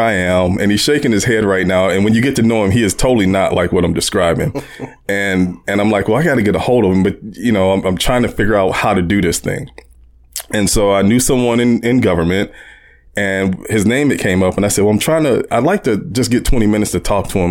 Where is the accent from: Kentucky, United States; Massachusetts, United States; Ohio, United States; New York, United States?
Ohio, United States; Warren; growing up in Warren